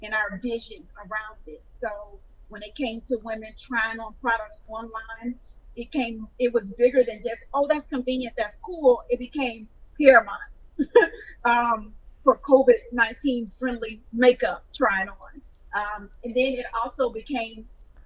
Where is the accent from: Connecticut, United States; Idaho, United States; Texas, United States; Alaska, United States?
Texas, United States; Houston; a makeup boutique in Houston, my hometown.